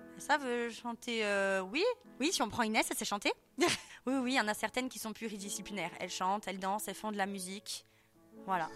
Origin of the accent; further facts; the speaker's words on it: Ajaccio, Corsica, France; also born or lived in Corte; je suis originaire d'Ajaccio